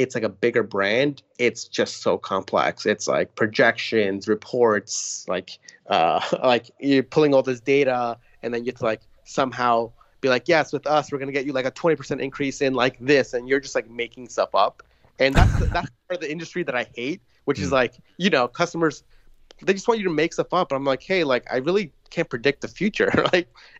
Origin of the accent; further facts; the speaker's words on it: New York, United States; I grew up in New York